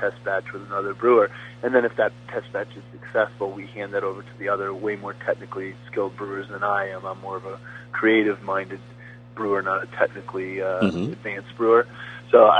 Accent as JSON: {"language": "English", "region": "New England", "country": "United States", "tie": "born or raised there", "moved": "as an adult", "lives_now": "Delaware, United States", "said": "I grew up in New England"}